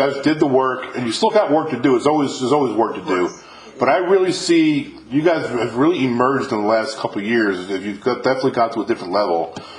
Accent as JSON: {"language": "English", "region": "New York", "country": "United States", "lives_now": "Mississippi, United States", "said": "I'm from New York, but I live in Mississippi now"}